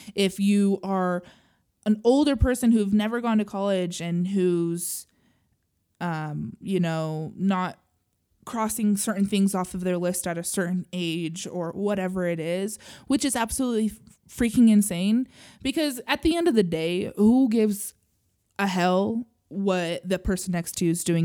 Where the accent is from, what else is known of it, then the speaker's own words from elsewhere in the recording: Utah, United States; I grew up in Utah